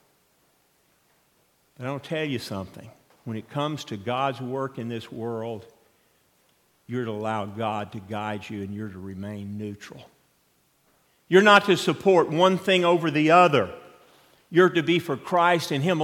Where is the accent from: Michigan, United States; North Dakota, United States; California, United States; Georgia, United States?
Georgia, United States; Atlanta; moved away; where I grew up in Atlanta